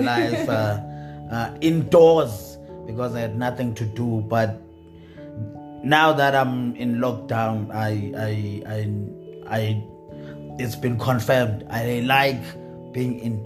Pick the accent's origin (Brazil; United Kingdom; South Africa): South Africa; Eastern Cape; now in Johannesburg, South Africa; as a comedian now in Joburg, thank God I came from Eastern Cape, because Eastern Cape humbled me